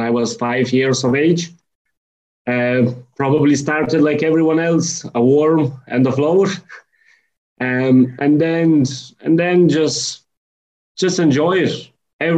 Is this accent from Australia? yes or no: no; Lithuania; English is a second language; moved away as an adult; now in Ireland; originally from Lithuania, but living in Ireland from 2004.